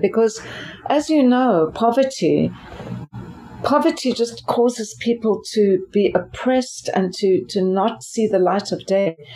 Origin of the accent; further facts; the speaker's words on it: Port Elizabeth, Eastern Cape, South Africa; moved away as an adult; also born or lived in Durban, South Africa / Philadelphia, United States; now in United States; my hometown, as you mentioned, is Port Elizabeth